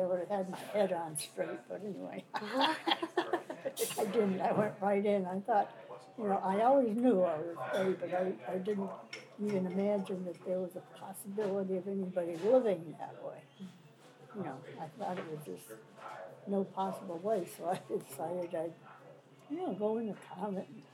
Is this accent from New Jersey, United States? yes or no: no; Russell, Massachusetts, United States; also born or lived in Colebrook, New Hampshire; I was born in Colebrook, New Hampshire, but raised in Russell